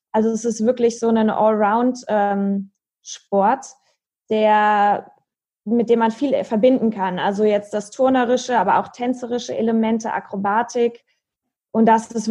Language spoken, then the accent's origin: German; Marburg, Hesse, Germany; ich bin in meiner Heimatstadt in Marburg.